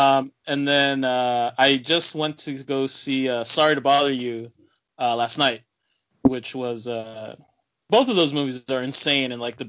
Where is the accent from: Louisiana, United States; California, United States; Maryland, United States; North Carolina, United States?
California, United States; near Oakland; growing up near Oakland, that's just really fun, too.